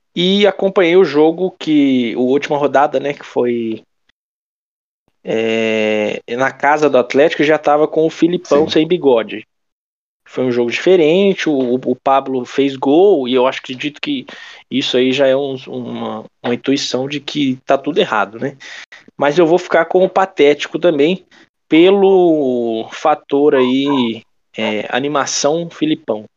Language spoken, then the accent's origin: Portuguese; Brazil; eu sou brasileiro